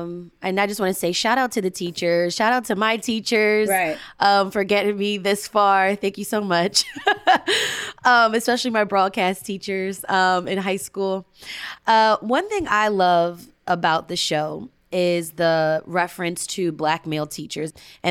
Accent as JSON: {"language": "English", "town": "Drexel Hill", "region": "Pennsylvania", "country": "United States", "tie": "born or raised there", "said": "I went to Upper Darby High School, and I grew up in the Drexel Hill area."}